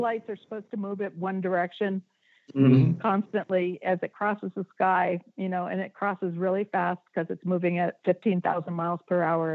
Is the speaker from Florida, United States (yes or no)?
yes; Miami Beach, Florida, United States; I grew up on Miami Beach